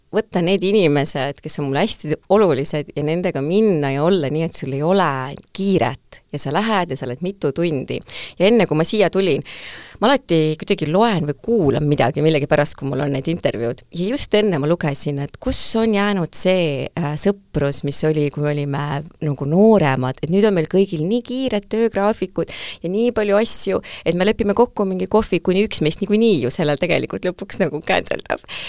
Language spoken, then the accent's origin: Estonian; Tartu, Tartu County, Estonia; ma kasvasin väikses Tartus, minu lapsepõlv oli väga õnnelik